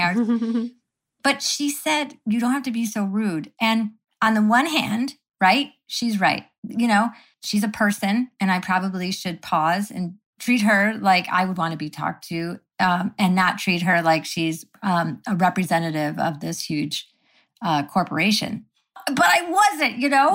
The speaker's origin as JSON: {"language": "English", "town": "Syracuse", "region": "New York", "country": "United States", "tie": "born or raised there", "said": "I grew up in Syracuse, New York"}